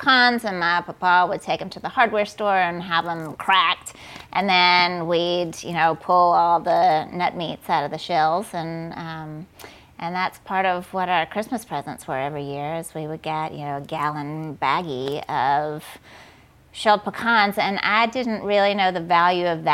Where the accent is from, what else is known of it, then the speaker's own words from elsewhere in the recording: Columbus, Georgia, United States; moved away as an adult; also born or lived in Atlanta, Georgia; now in Nashville, United States; I grew up in Columbus, Georgia, which is a little town about an hour and a half south of Atlanta